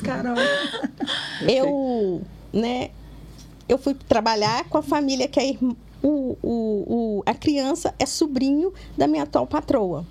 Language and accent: Portuguese; Governador Valadares, Minas Gerais, Brazil; now in Belo Horizonte, Brazil; eu sou de Valadares